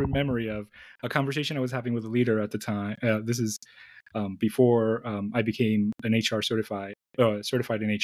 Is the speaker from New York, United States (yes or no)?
yes; New York City, New York, United States; moved away as an adult; also born or lived in Dominican Republic / Syracuse, New York; now in Phoenix, United States; I was born in the Dominican Republic, and my parents moved to New York City when I was young. So I spent most of my life in New York City